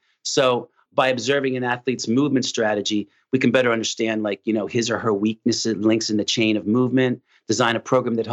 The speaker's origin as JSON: {"language": "English", "town": "Philadelphia", "region": "Pennsylvania", "country": "United States", "tie": "born or raised there", "also_born_or_lived": "New York", "moved": "yes", "said": "I'm actually from South Philadelphia, and growing up in an Italian community"}